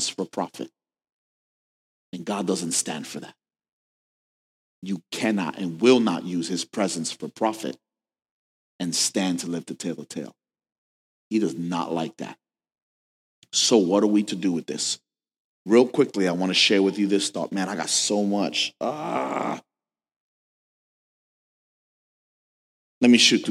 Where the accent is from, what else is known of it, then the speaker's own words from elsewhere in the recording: New York, United States; I'm from New York